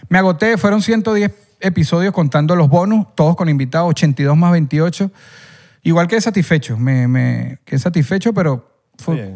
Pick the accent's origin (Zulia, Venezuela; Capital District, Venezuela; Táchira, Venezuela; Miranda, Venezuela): Capital District, Venezuela; El Junquito; yo cuando era niño, vivía en el Junquito